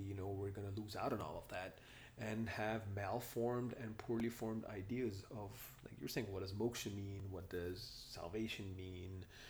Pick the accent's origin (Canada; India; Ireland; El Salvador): India; now in United States; Yeah, I grew up in India, man. You know, my pronunciations a lot of times are different from, you know, mainstream America.